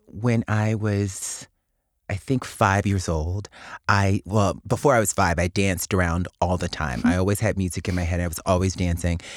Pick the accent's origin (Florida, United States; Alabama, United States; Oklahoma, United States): Alabama, United States; Mobile; my hometown of Mobile, Alabama